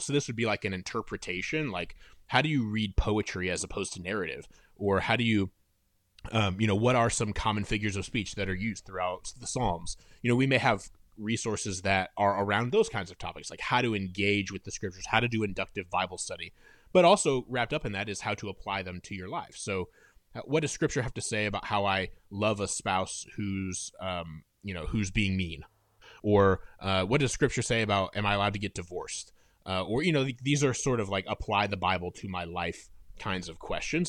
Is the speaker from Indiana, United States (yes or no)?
yes; Fort Wayne, Indiana, United States; moved away as an adult; now in Nashville, United States; I'm originally from Fort Wayne, Indiana, which is in the northeast corner of Indiana.